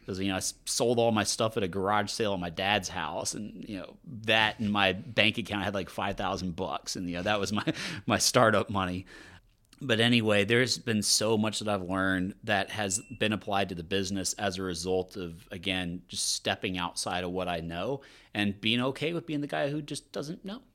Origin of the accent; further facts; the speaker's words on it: Louisiana, United States; now in Austin, United States; I'm from Louisiana